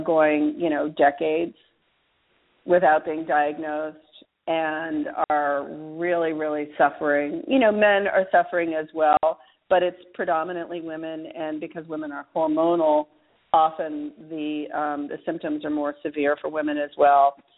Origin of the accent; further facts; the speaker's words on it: Alaska, United States; now in New Orleans, United States; I grew up in Alaska